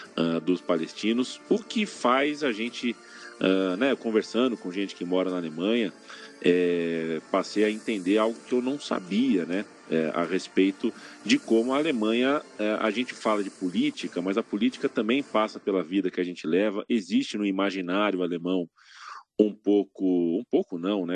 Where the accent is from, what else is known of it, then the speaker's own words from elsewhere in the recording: São Paulo, Brazil; Eu nasci no bairro do Ipiranga, se você não sabe. estou aqui nesse momento, por coincidência, no bairro onde eu nasci